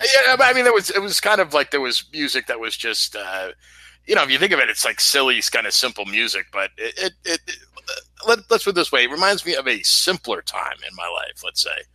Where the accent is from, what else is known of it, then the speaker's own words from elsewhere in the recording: New York City, New York, United States; born and raised in New York City